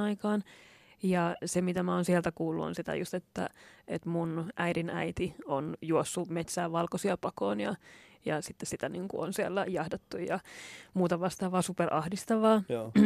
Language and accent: Finnish; Lahti, Päijät-Häme, Finland; moved away as an adult; also born or lived in Turku; mä oon, oon kasvanut Lahdessa